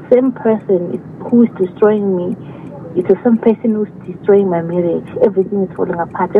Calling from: Nkomazi, Mpumalanga, South Africa; Nkomazi, near Malelane.

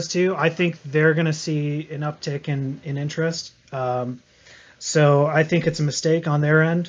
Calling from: Spokane, Washington, United States; I'm calling from Spokane, Washington.

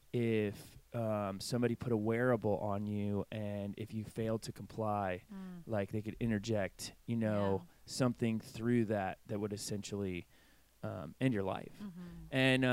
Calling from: England, United Kingdom; I'm coming from, you know, England, which is Oxford's in England, right?

